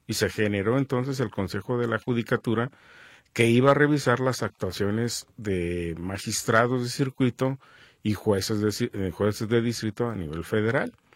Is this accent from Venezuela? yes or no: no; Mexico; somos todos los mexicanos.